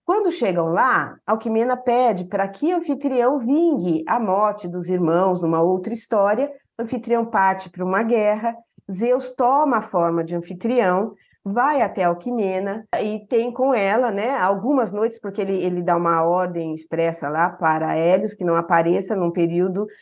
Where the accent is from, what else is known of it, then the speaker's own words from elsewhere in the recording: Bauru, São Paulo, Brazil; sou de Bauru